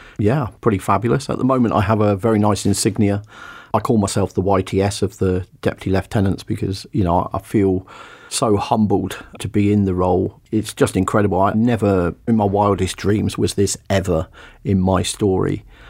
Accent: St Ives, South West England, United Kingdom; also born or lived in Bideford / Torrington / Exmouth; I describe myself as a West Country boy. I was born in Biddeford in North Devon, but I never really lived there. My dad worked for Barclays Bank and got moved around from place to place.

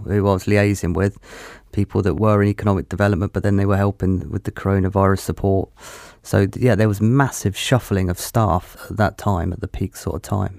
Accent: Petersfield, South East England, United Kingdom; moved away as an adult; now in Plymouth, United Kingdom; I grew up in Hampshire

